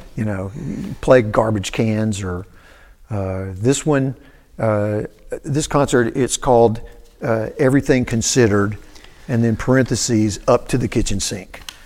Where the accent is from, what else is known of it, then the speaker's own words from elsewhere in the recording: Cookeville, Tennessee, United States; moved away as an adult; also born or lived in Shelbyville, Tennessee / New York; my dad taught at Tennessee Tech. Uh, so I grew up in Cookville